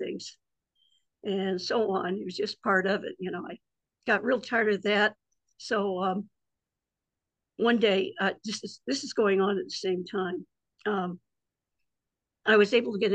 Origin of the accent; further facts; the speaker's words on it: South Bend, Indiana, United States; I was born in South Bend, Indiana, which is right on top of Notre Dame